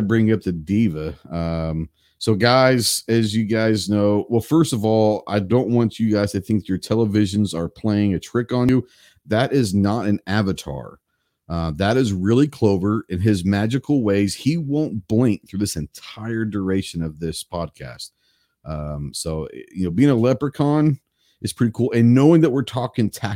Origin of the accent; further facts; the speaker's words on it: Fort Worth, Texas, United States; growing up in Tarrant County, which is Fort Worth